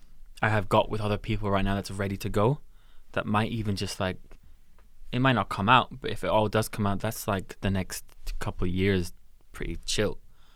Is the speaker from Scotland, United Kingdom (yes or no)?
yes; Glasgow, Scotland, United Kingdom; definitely like a lot of like Glasgow stuff growing up in Glasgow was really nice to see, because it was like, wow, these people are from here.